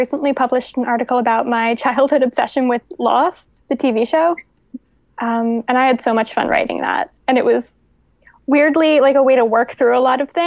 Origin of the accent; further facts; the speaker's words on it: right outside of Philadelphia, Pennsylvania, United States; I grew up right outside of Philadelphia. That's where I lived almost my entire life up until college.